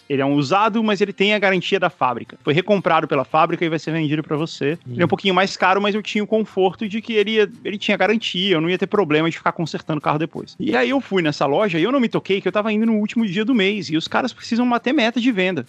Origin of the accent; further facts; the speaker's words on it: Brazil; accent: Brazilian; moved away as an adult; now in Miami, United States; eu, para sempre, vou falar com a minha pronúncia de brasileiro, da qual eu tenho muito orgulho